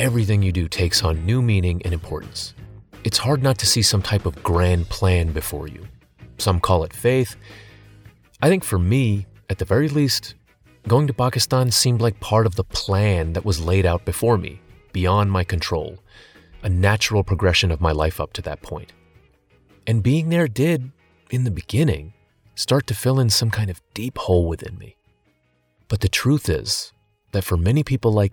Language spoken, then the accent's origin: English; United States; moved away as an adult; also born or lived in Boxborough; I was from America and fluent in English